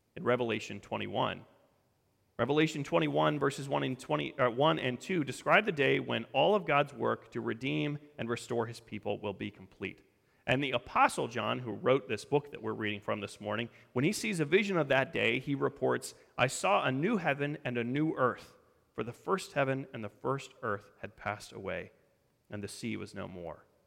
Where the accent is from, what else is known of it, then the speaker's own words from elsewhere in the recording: Colorado, United States; moved away; I grew up in Colorado.